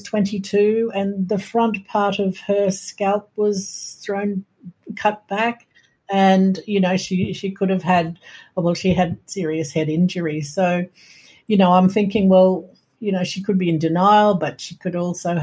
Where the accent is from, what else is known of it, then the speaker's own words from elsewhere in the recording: Brisbane, Queensland, Australia; I knew I was born in Brisbane because that's where I was brought up.